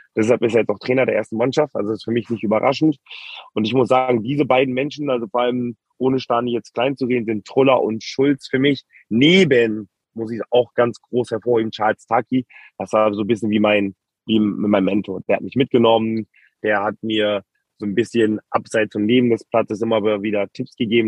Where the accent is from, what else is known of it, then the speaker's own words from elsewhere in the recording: Hamburg, Germany; Wir kommen ja beide auch aus Hamburg, haben schon in der Jugend relativ oft gegeneinander gespielt